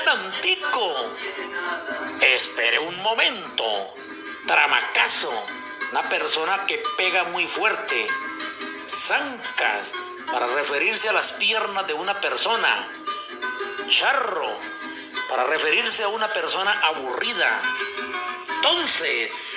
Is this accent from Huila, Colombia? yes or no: yes; Opita, Huila, Colombia; accent: opita; A lo largo de mi vida he vivido y sentido todo el folclor, la alegría y tradiciones que nos caracterizan como buenos opitas. El acento pintoresco de picardía y lento es lo que nos caracteriza